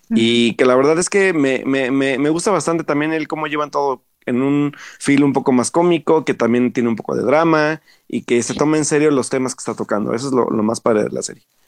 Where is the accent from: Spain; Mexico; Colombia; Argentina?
Mexico; nos refleja como sociedad mexicana